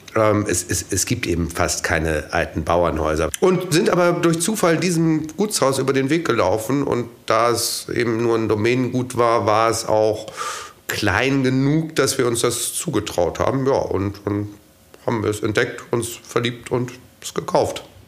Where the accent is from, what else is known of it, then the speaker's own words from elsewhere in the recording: Hamburg, Germany; moved away; Ich äh, komme auch aus Hamburg